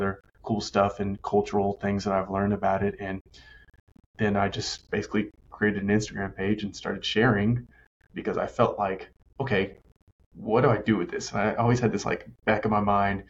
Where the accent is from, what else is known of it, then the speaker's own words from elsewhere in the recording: Arkansas, United States; now in Tennessee, United States; I grew up in Arkansas. Like, I live in Tennessee